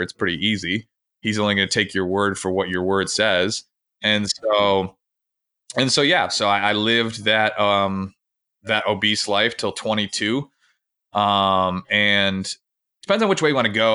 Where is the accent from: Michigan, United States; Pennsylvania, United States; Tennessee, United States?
Michigan, United States; Grand Rapids; I grew up in Grand Rapids, Michigan